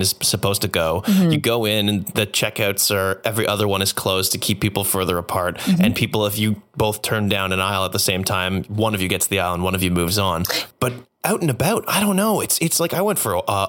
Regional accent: Canada; especially being Canadian

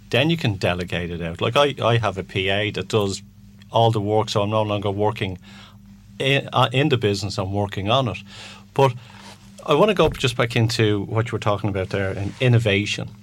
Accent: Ireland; being Irish as well

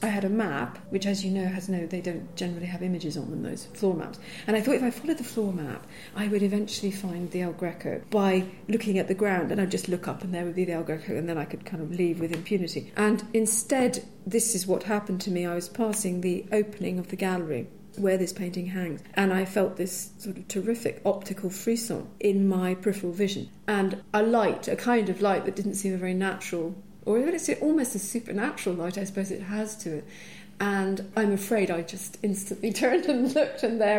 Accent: Edinburgh, Scotland, United Kingdom; I grew up in Edinburgh

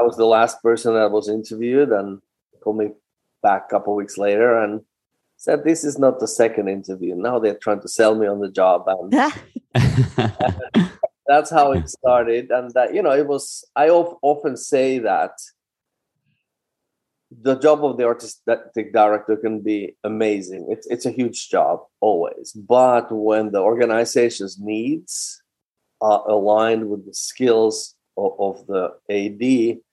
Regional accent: Finland; English is a second language; moved away as an adult; also born or lived in Leningrad, Russia / New York, United States / Netherlands / Basel, Switzerland; now in Boston, United States; I started in my home country in Finland at a very young age, 15.

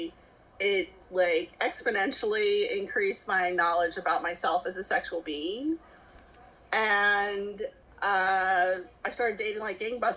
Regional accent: Kentucky, United States; moved away; I'm originally from Kentucky, here in the States

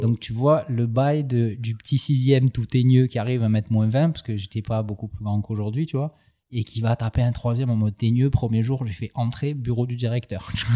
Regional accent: Aubagne, Provence-Alpes-Côte d'Azur, France; mon corps est né à Aubagne, de l'union de, de, mon papa Alain et de ma maman Josie, qui se sont séparés assez jeunes

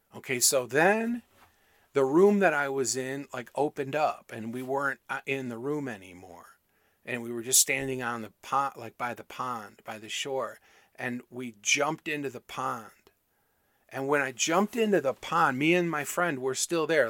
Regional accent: Michigan, United States; where I grew up in Michigan

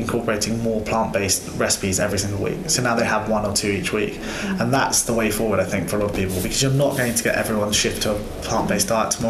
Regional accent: Devon, South West England, United Kingdom; we're all from Devon.

